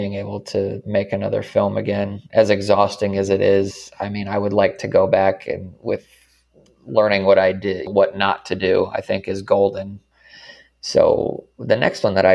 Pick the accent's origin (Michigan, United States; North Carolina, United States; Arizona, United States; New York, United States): Arizona, United States; I'm from Arizona